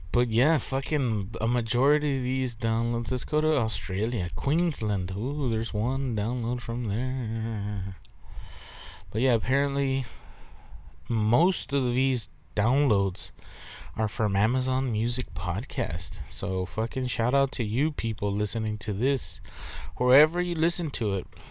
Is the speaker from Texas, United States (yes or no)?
yes; Texas, United States; I'm from Texas. We're from Texas